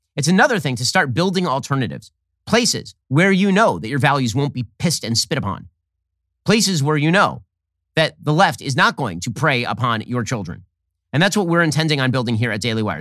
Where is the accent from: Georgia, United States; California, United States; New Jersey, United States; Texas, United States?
California, United States; Burbank; We grew up in a two-bedroom home in Burbank, California.